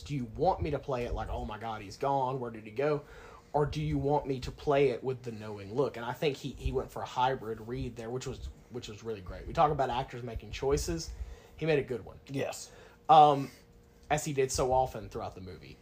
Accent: Locust Grove, Georgia, United States; I grew up in Locust Grove

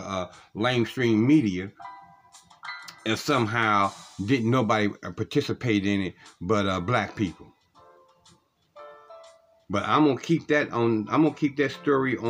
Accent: Cleveland, Ohio, United States; one of the streets that I grew up in Cleveland, Ohio

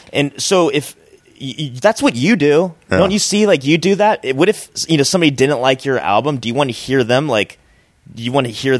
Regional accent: Orange County, California, United States; I started doing a lot of Mexican rooms at first because I'm from Orange County

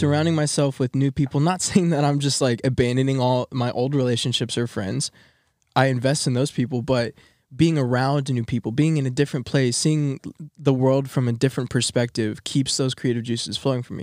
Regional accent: Texas, United States; moved away as an adult; I'm from Texas

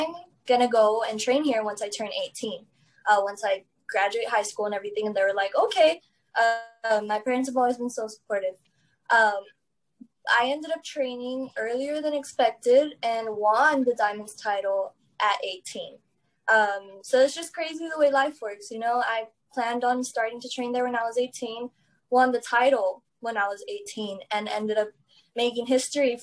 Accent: Laredo, Texas, United States; also born or lived in Houston; I'm from Laredo

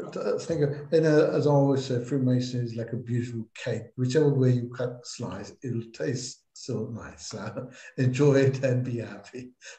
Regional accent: England, United Kingdom; Well, I'm an English Mason as well

